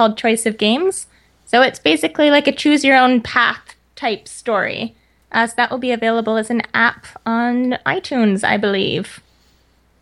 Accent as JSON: {"language": "English", "country": "Canada", "said": "I am a Canadian author and podcaster"}